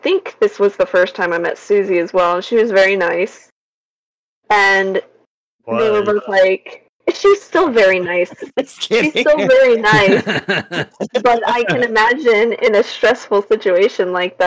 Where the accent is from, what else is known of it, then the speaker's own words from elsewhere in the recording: the South, United States; I'm from the South